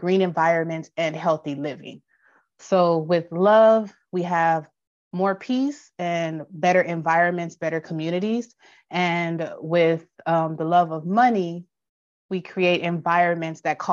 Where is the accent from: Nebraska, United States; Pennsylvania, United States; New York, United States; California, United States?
California, United States; Los Angeles; I'm from South Los Angeles, born and raised.